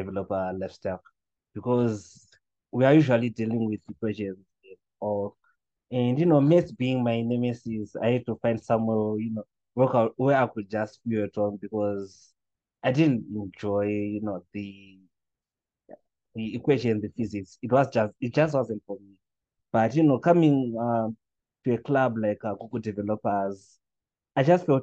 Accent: Chitungwiza, Harare, Zimbabwe; also born or lived in Sunningdale; growing up in Chitungwiza

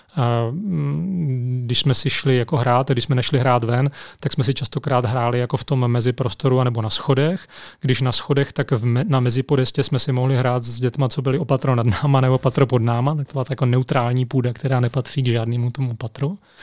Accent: Zlín, Zlín Region, Czechia; moved away as an adult; A já jsem vyrostl ve Zlíně, tam jsem strávil 19 let svého života

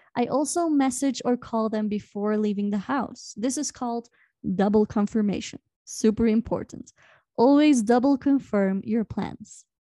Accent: Belgium; now in Peru; I'm from Belgium

